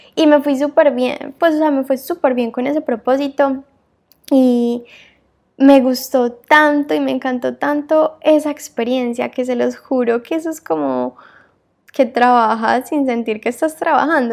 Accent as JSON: {"language": "Spanish", "town": "Medellín", "region": "Antioquia", "country": "Colombia", "tie": "born or raised there", "moved": "as an adult", "lives_now": "Barcelona, Spain", "said": "soy colombiana, eh, nací en Medellín y toda mi vida viví ahí"}